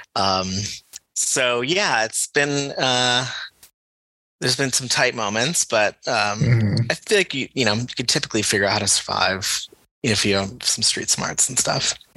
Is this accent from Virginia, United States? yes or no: no; Connecticut, United States; I grew up in Connecticut.